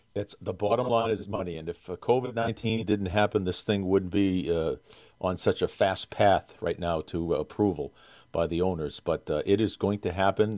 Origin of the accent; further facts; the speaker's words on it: Boston, Massachusetts, United States; I'm from Boston